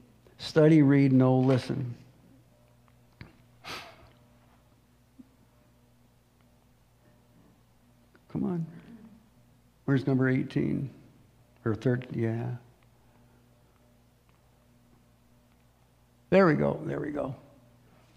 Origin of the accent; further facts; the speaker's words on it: United States; I'm a patriotic American